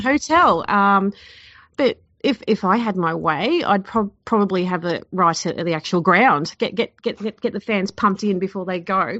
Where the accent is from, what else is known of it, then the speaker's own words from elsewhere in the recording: Queensland, Australia; I'm actually from Queensland